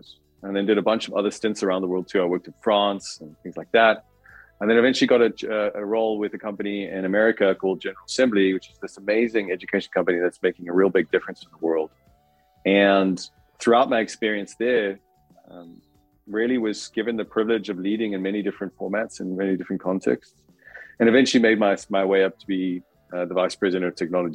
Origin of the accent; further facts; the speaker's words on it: South Africa; moved away; I'm from South Africa. So I grew up there